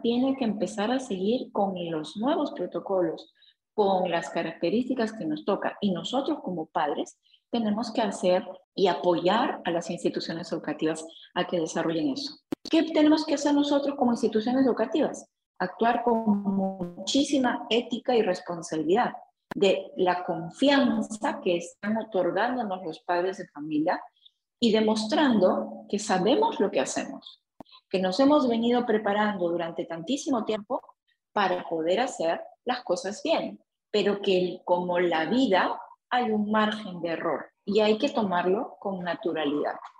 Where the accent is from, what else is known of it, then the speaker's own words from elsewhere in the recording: Peru; nosotros como peruanos